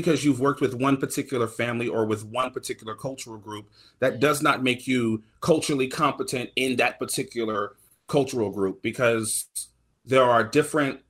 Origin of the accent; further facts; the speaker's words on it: the South, United States; I'm from the South